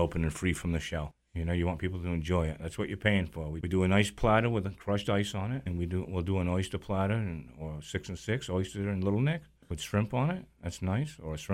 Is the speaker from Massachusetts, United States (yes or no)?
yes; Nantucket, Massachusetts, United States; Growing up on Nantucket